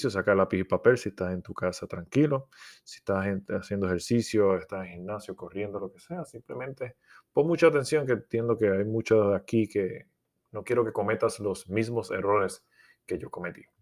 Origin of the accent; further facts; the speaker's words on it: Puerto Rico; also born or lived in South America; soy de Puerto Rico, aunque mi acento no parezca, llevo cuatro, estuve cuatro años viviendo en Sudamérica, viajando por todo Sudamérica